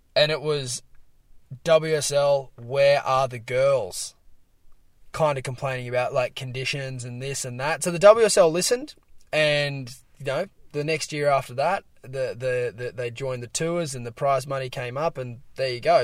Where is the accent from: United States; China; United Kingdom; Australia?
Australia; here in Australia, uh, you know, plenty of Brazilians around my hometown